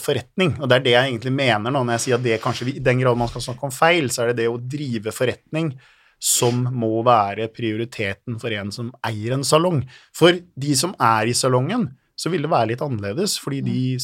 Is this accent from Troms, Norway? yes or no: no; Halden, Østfold, Norway; jeg er fra Halden eh, og har fire barn. Og så er jeg gift, og så ja, bor jeg der og trives